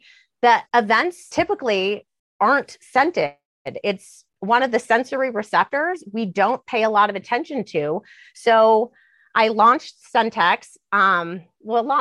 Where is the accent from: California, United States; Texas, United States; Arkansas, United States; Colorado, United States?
Colorado, United States; Denver; also born or lived in Cheyenne, Wyoming / Washington, D.C.; I was born in Cheyenne, Wyoming. I grew up in Denver, Colorado